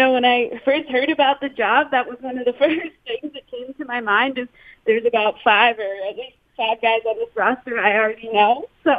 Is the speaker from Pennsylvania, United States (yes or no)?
yes; Pittsburgh, Pennsylvania, United States; now in Buffalo, United States; I'm from Pittsburgh originally, so I get the, you know, this Western, I know it's a little different, but I'm pumped to be in this area and ready to explore.